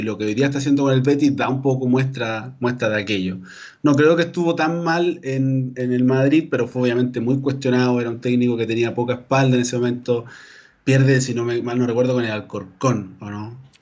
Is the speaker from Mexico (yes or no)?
no; Calama, Antofagasta, Chile; now in Antofagasta, Chile; mi, vida la he hecho en Antofagasta, pero yo soy de Calama, ¿ah? nacido y criado en Calama